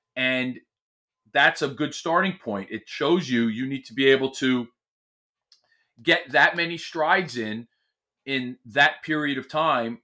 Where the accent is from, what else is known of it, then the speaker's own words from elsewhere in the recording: Millburn, New Jersey, United States; there's a famous deli in my hometown, and they make what we know here in this very small, it's, uh, section of New Jersey called a Sloppy Joe